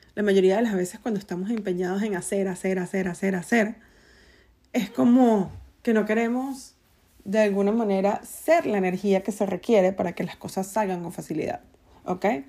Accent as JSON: {"language": "Spanish", "country": "Venezuela", "said": "soy venezolana"}